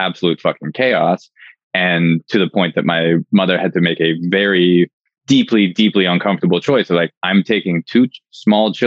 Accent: Canada; I'm Canadian

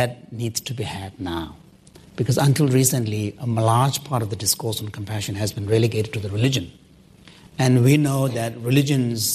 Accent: Canada; I'm a Canadian, I live next door neighbor.

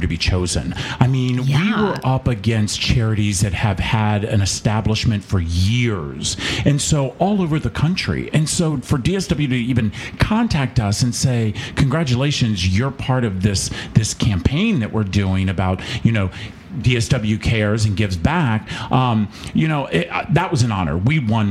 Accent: North Carolina, United States; also born or lived in Richmond, Virginia / Manassas, Virginia / Maryland; I actually grew up in the Carolinas. So we started I was born in Richmond, Virginia, but we started our journey in North Carolina as a little boy

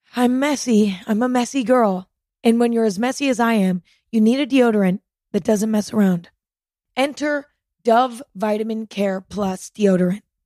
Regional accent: Northern California, United States; born or raised there

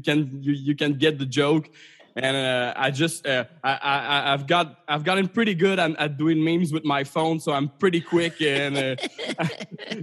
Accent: Canada; as a Canadian

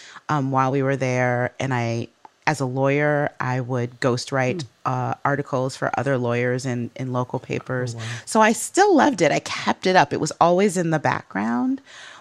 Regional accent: Midwest, United States; accent: Midwestern; She also got rid of my Midwestern accent.

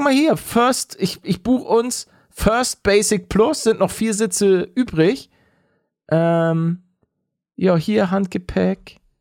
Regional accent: Hamburg, Germany; als Hamburger

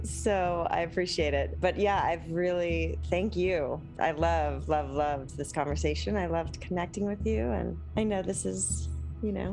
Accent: Long Beach, California, United States; now in Malibu, United States; I grew up in Southern California on the beach and I never saw whales in front of my house in Long Beach, but now living in Malibu

